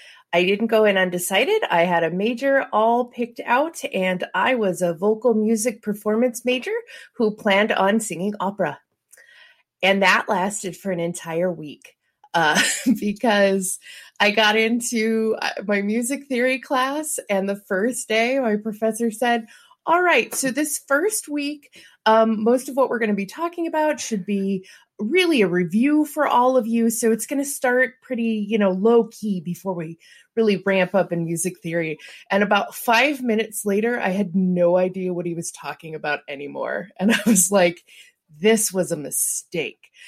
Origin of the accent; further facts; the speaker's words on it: St. Louis, Missouri, United States; I'm from St. Louis